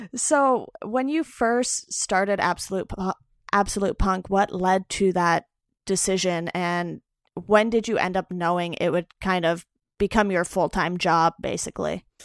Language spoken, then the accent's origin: English; Orange County, California, United States; also born or lived in Los Angeles; I'm originally from Orange County, so since I've moved back home, I'm down by Disneyland